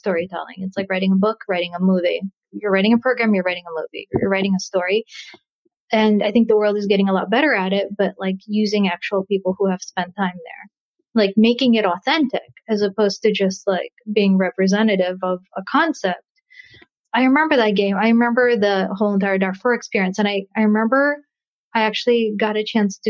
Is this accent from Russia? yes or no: yes; Russia; moved away; I'm a refugee. I'm a refugee from Russia. So I know the experience of leaving a country